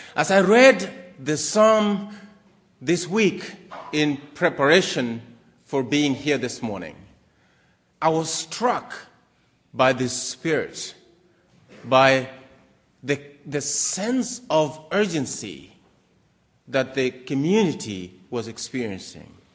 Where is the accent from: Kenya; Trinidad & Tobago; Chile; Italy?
Kenya; moved away as an adult; also born or lived in Maryland, United States / Harrisonburg, Virginia, United States; now in United States; I was born in Kenya, East Africa.